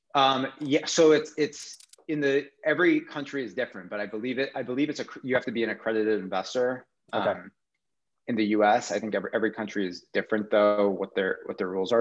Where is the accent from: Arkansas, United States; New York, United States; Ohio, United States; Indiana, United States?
New York, United States; I'm from New York